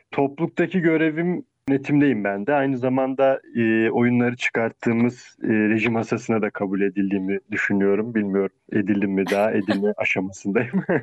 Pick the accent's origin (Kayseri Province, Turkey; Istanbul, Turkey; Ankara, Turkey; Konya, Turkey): Konya, Turkey; born there; Biraz karışık bir doğum şeyim var. Konya doğumluyum falan.